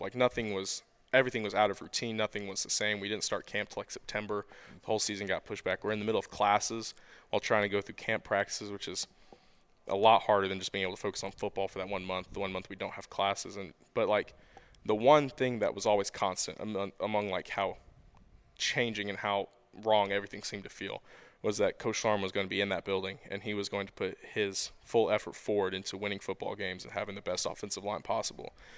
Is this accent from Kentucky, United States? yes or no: yes; Nicholasville, Kentucky, United States; I was born and raised in Nicholasville, Kentucky